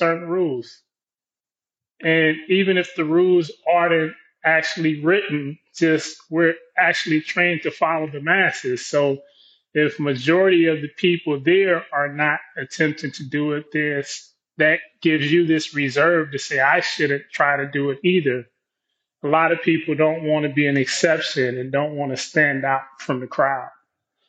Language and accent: English; Compton, California, United States; I grew up in Compton, inner city